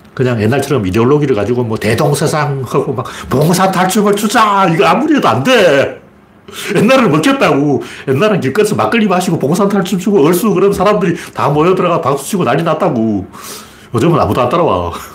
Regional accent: Gyeongju / Pohang area, North Gyeongsang, South Korea; 경주 포항 이쪽에 이제 제 고향이 그쪽이니까

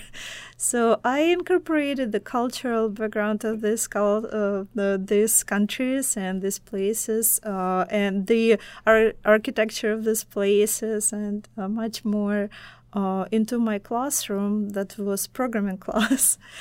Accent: Belarus; first language Russian; English is a second language; now in United States; my, uh, home, uh, home country is Belarus, and my native language, Russian

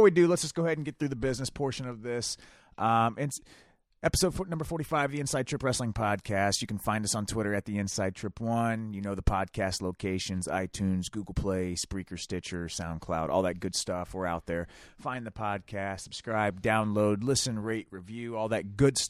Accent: Ohio, United States; We're from Ohio.

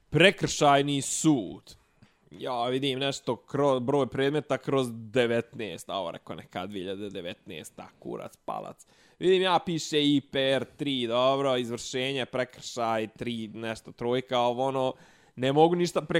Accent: Gračanica, Federation of Bosnia and Herzegovina, Bosnia & Herzegovina; rekao iz Gračance, rekao, ali ne kosovske, nego bosanske.

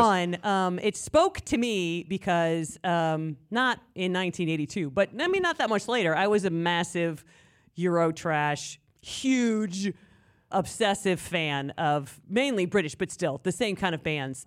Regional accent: Tiffin, Ohio, United States; Tiffin is my hometown

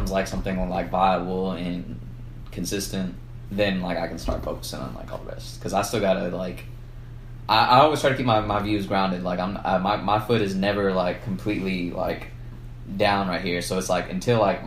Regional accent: San Antonio, Texas, United States; we're from San Antonio

